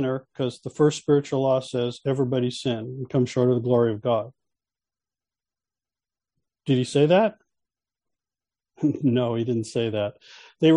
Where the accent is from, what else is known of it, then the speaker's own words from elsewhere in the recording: California, United States; I'm from California